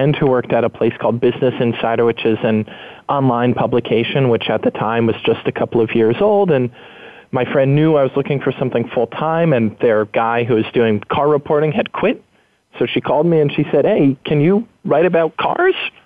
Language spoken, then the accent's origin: English; New York, United States; moved away as an adult; now in San Francisco, United States; I moved from New York, which is where I grew up, to San Francisco, which is where I live now.